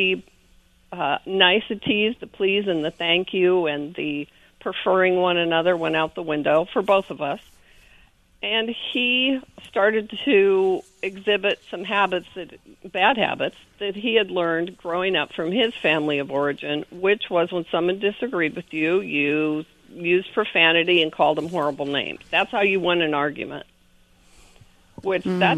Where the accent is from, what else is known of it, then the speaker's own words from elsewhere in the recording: Winona, Minnesota, United States; moved away as an adult; also born or lived in Denver, Colorado; now in California, United States; I was born in Denver, but then I was raised in Winona, Minnesota, which is a sweet little town on the Mississippi, and that's where I grew up